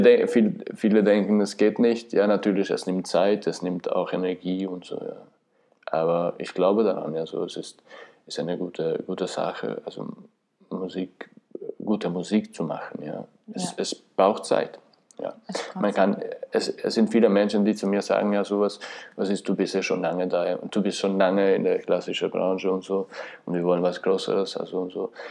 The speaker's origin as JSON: {"language": "German", "country": "Kosovo", "second_language": "German", "moved": "as an adult", "lives_now": "Vienna, Austria", "said": "komme aus dem Kosovo, bin 1984 geboren. In Wien bin ich schon seit äh, 2005."}